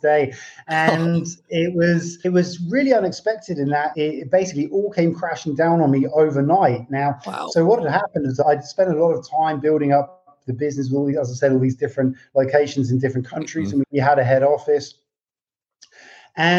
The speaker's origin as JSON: {"language": "English", "region": "England", "country": "United Kingdom", "tie": "born or raised there", "moved": "as an adult", "lives_now": "Portugal", "said": "I live in Portugal now, but I grew up in England"}